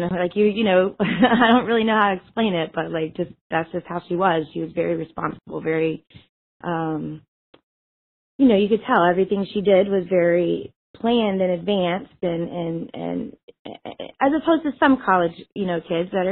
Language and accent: English; Panama City Beach, Florida, United States; I was from the Panhandle part of Florida, Panama City Beach, Florida